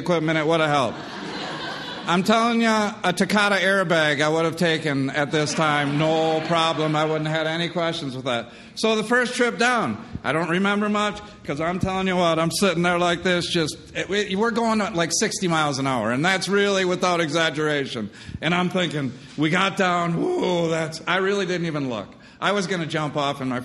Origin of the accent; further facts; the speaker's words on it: Michigan, United States; I was born and raised in Michigan